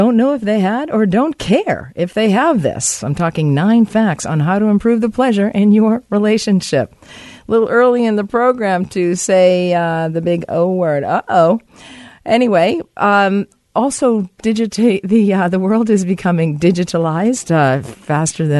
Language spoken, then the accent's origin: English; Boston, Massachusetts, United States; now in Vancouver, Canada; my hometown of Boston